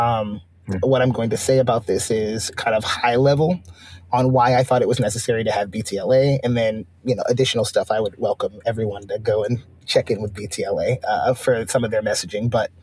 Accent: Austin, Texas, United States; I grew up in Austin. I've been in Austin a long time.

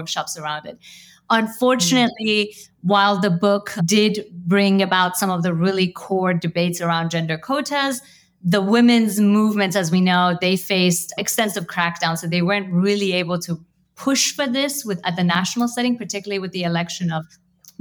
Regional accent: United States; as an Iranian American, I grew up mostly in the United States

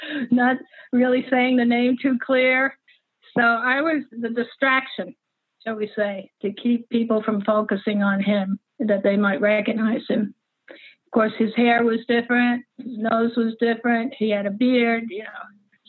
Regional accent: New York, United States; also born or lived in Paris; I was raised in New York and in Paris, so I didn't really know American men like that.

